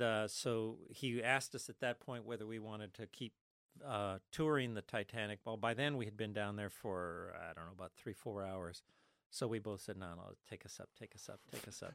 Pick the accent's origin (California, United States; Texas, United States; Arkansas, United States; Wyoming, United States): California, United States; Los Angeles; I was born in East L A in the middle of the Mexican barrio. I'm Mexican, Spanish, Cuban, with a little bit of Austrian. And so growing up in the Mexican barrio of East L